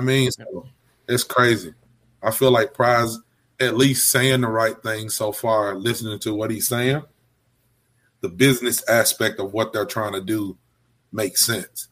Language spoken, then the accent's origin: English; Alabama, United States; I'm from Alabama.